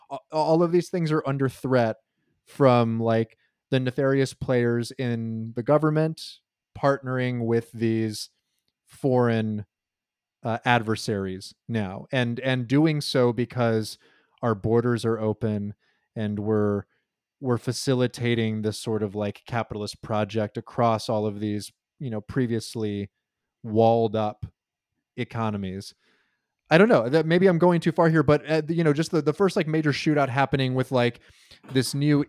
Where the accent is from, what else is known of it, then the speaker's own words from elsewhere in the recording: St. Louis, Missouri, United States; I'm from St. Louis, Missouri